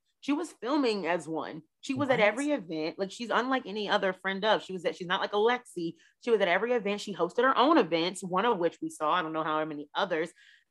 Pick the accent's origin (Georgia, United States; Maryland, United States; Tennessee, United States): Maryland, United States; right outside of DC; moved away; also born or lived in Dallas; Where I grew up in Maryland, right outside of DC